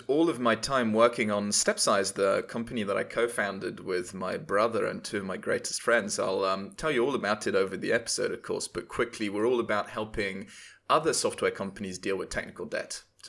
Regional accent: Paris, Île-de-France, France; Yeah, I was born and raised in Paris, or just outside of Paris.

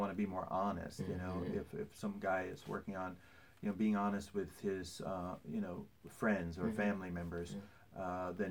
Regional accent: Midwest, United States; moved away as an adult; also born or lived in New York City; now in Atlanta, United States; when I grew up in the Midwest

